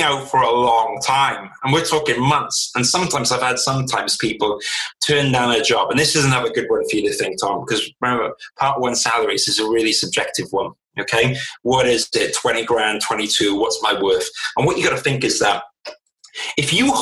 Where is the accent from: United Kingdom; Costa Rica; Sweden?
United Kingdom; South Wales; I grew up social housing in South Wales